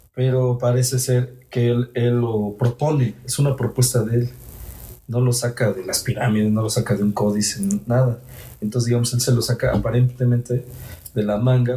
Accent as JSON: {"language": "Spanish", "country": "Mexico", "said": "soy de aquí de México, de hecho soy de acá"}